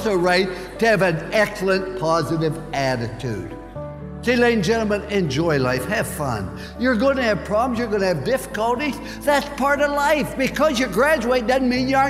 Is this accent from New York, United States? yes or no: no; West Virginia, United States; I was born in Fallsby, West Virginia.